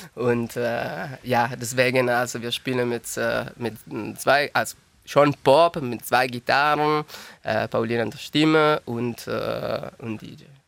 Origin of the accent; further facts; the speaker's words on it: Turin, Piedmont, Italy; German is a second language; moved away as an adult; now in Tübingen, Germany; ich komme aus Turin und die Firma, wo ich gearbeitet habe, hat mir geschickt